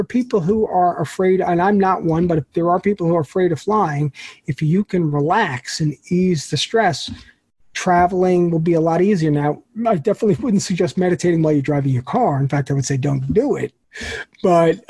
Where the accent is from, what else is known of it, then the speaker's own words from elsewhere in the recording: New York, United States; as a New Yorker